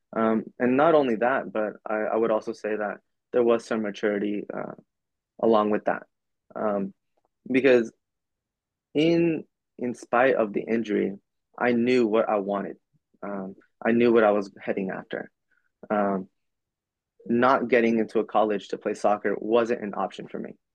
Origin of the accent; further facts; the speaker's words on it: Oklahoma, United States; also born or lived in El Paso, Texas / Mexico (ancestry); now in Virginia, United States; I was born in, in Oklahoma. I was raised in Oklahoma